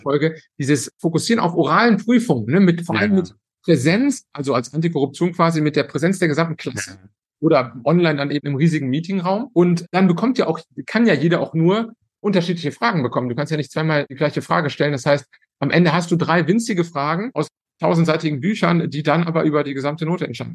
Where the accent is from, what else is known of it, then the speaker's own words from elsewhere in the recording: Cologne, North Rhine-Westphalia, Germany; moved away as an adult; now in Italy; ich komme ja aus Köln